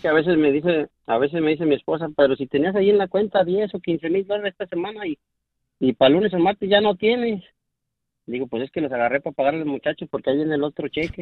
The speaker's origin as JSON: {"language": "Spanish", "country": "Mexico", "moved": "yes", "lives_now": "Houston, United States", "said": "soy mexicano, vivo en Houston"}